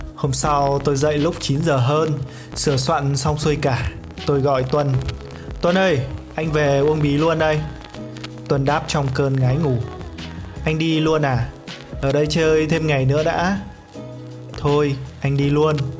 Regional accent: Hà Tây, Hanoi, Vietnam; quê tôi có gọi con tép sông là tôm

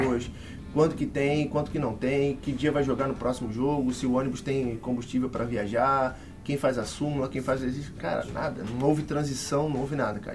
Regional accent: Rio de Janeiro, Brazil; moved away as an adult; eu sou do Rio, uhum. né? Nascido e criado no, no, Rio de Janeiro, onde eu morei por 25 anos lá.

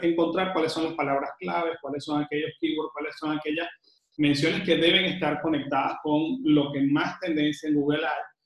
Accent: Venezuela; now in Panama; que estoy ahorita en Panamá, que soy venezolano viviendo en Panamá

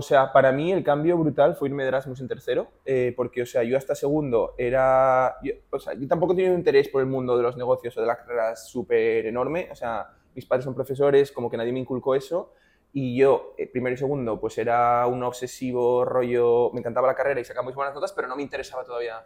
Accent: Oviedo, Asturias, Spain; moved away as an adult; also born or lived in Madrid / Maastricht; yo soy asturiano, hice economía en Oviedo

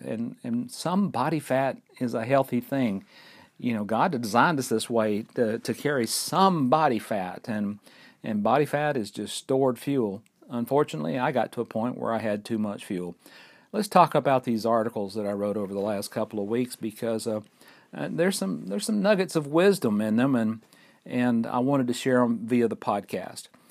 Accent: Fort Payne, Alabama, United States; We're recording right here at Lookout Mountain in northeast Alabama in my hometown of Fort Payne.

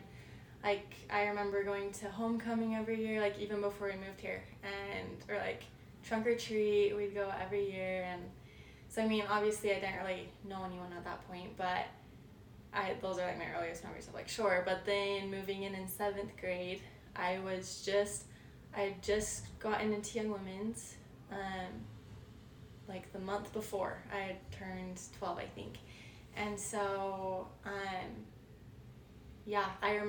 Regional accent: Payson, United States; moved away; we grew up like in Payson. It was like the cutest little community

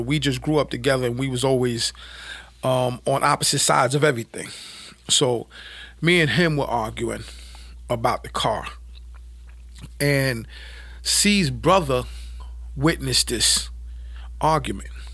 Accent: New York City, New York, United States; born or raised there

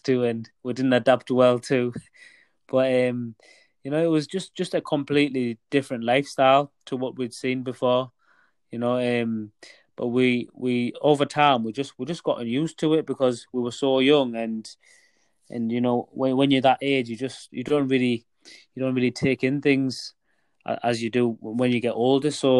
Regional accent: Middlesbrough, North East England, United Kingdom; also born or lived in Beitbridge, Zimbabwe; I was born originally in Beitbridge in Zimbabwe, which is very close to South Africa, just right on the border, actually. And then when I was around 7 or 8 years old, my dad decided to move the whole family to the UK, and we landed in Teesside, Middlesbrough area.

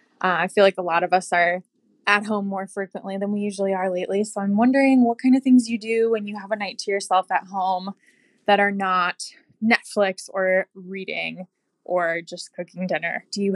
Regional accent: Minneapolis, Minnesota, United States; I'm from Minneapolis.

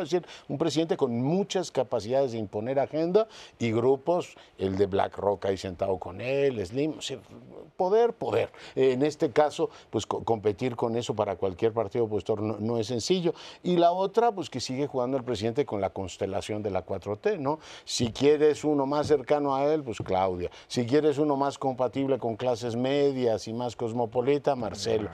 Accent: Mexico; particularmente desde México

